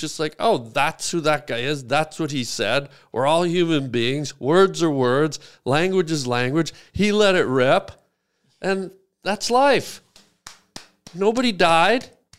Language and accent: English; Canada; No, I'm a Canadian.